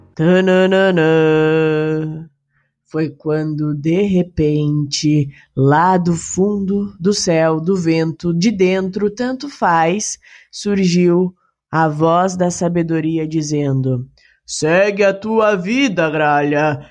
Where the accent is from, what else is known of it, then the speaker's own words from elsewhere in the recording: Curitiba, Paraná, Brazil; eu sou do Paraná, eu sou de Curitiba